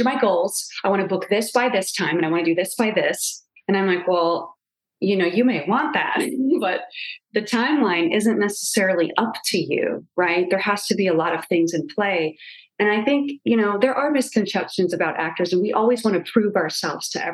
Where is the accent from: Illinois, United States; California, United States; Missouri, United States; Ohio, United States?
Illinois, United States; moved away as an adult; now in Los Angeles, United States; I was from Illinois